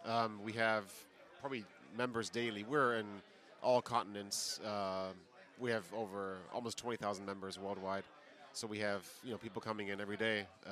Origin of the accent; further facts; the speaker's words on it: Franklin, Tennessee, United States; I'm from Franklin, which is south of Nashville.